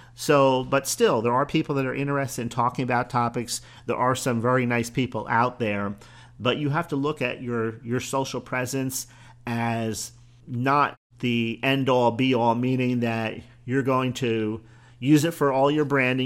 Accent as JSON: {"language": "English", "town": "Bradenton", "region": "Florida", "country": "United States", "tie": "born or raised there", "said": "my hometown, eh, of Bradenton, Florida"}